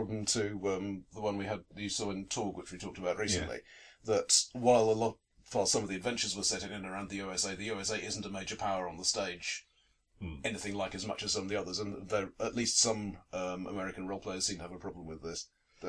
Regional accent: United Kingdom; as British gamers

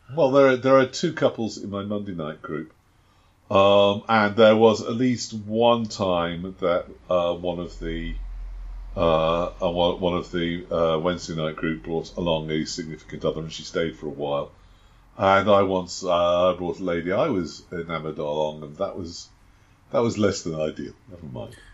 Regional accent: United Kingdom; I am British

